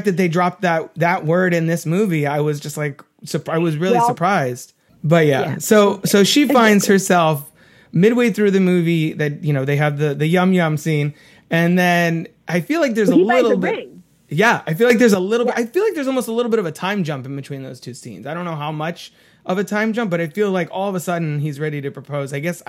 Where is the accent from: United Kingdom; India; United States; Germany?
United Kingdom; England; as an English person, I was like, this is so cool.